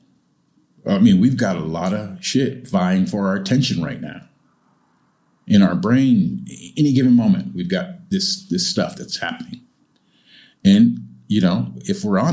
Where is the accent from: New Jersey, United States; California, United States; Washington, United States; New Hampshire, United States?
California, United States; moved away as an adult; also born or lived in Japan; now in Changzhou, China; I'm from California, and I grew up having a few big earthquakes